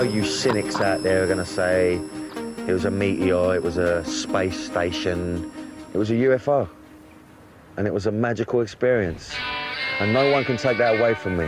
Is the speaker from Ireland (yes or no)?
yes; Mayo, Connacht, Ireland; when I was growing up in Mayo